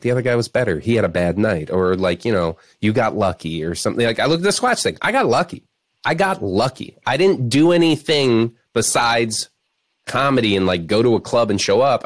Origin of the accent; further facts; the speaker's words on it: Florida Keys, United States; moved away; also born or lived in Chicago; grew up in the Florida Keys